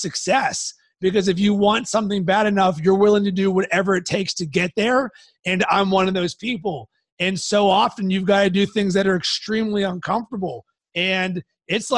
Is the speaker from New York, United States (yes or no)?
no; Pittsburgh, Pennsylvania, United States; I grew up in Pittsburgh